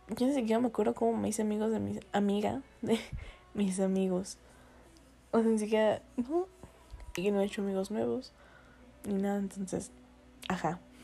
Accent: northern Mexico, Mexico; accent: medio norteño; se me sale el acento medio norteño

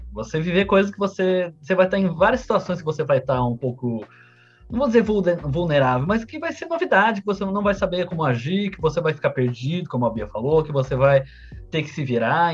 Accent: Santo André, São Paulo, Brazil; eu sou de Santo André

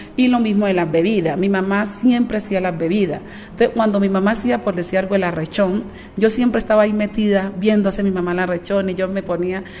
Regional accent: Guapi, Cauca, Colombia; moved away; oler el biche, es como estuviera en mi tierra

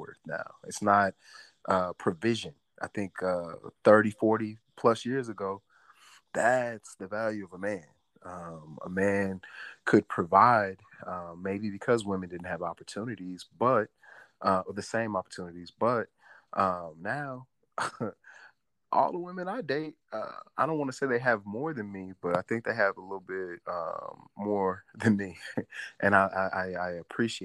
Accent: St. Louis, Missouri, United States; I'm from St. Louis

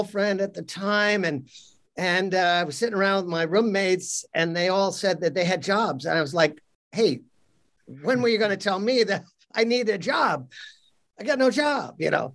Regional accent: outside New York, United States; I grew up outside New York

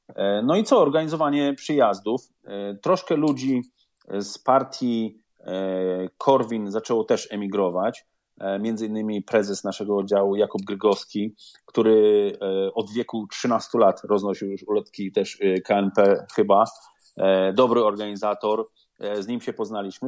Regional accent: Szczecin, West Pomeranian Voivodeship, Poland; moved away as an adult; now in United Kingdom; ja jestem ze Szczecina

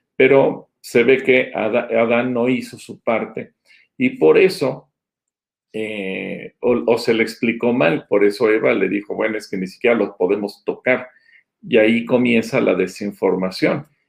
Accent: Mexico; como mexicanos no judíos

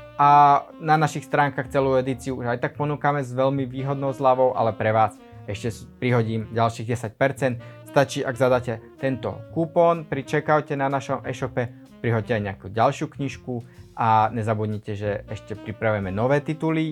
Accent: Slovakia; moved away as an adult; now in Shanghai, China; som zo Slovenska, na tom Slovensku sa toho až tak veľmi veľa, až tak rýchlo nemení a ja som zo slovenskej dediny

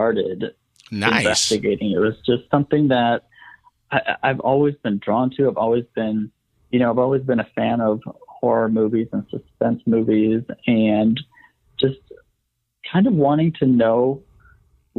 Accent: Wisconsin, United States; I grew up in Wisconsin

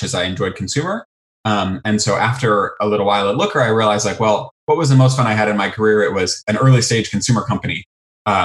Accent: Indiana, United States; moved away as an adult; now in San Francisco, United States; I am from Indiana, and after college, I went to high school and college in Indiana.

